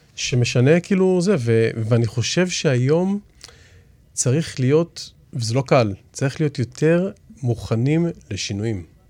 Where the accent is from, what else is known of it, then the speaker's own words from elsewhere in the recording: Israel; אנחנו ישראלים ואנחנו גם יהודים